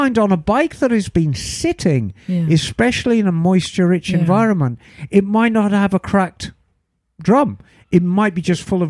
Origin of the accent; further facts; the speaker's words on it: Flanders, Belgium; English is a second language; now in Czech Republic; But I'm a Flemish expat, so not sure how that accent will be handled.